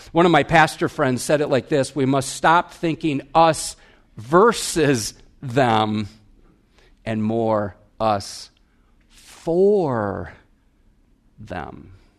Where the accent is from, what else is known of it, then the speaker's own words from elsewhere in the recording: Wisconsin, United States; I'm from Wisconsin. We have bubblers